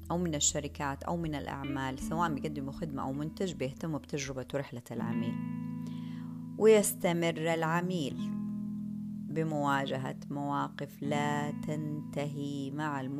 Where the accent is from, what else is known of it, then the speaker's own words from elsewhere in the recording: Saudi Arabia; احتياجاتنا إحنا كمجتمع سعودي